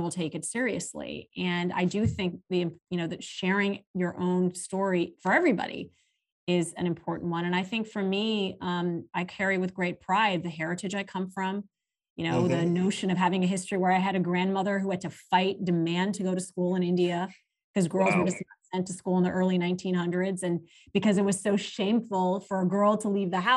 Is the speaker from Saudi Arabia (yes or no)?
yes; Saudi Arabia; moved away; also born or lived in Pakistan; growing up in Saudi Arabia